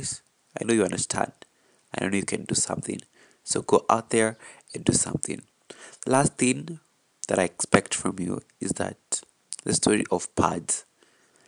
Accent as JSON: {"language": "English", "region": "Kiambu County", "country": "Kenya", "said": "I am from Kiambu County."}